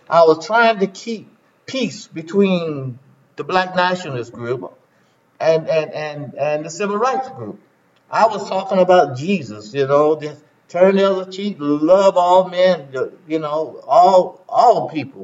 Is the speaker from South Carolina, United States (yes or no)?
yes; South Carolina, United States; I was born in South Carolina